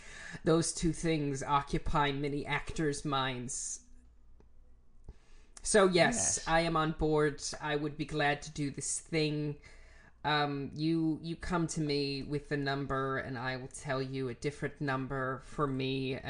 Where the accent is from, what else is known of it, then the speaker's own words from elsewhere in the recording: Germany; English is a second language; so as I am from Germany, I have some loyalty to brands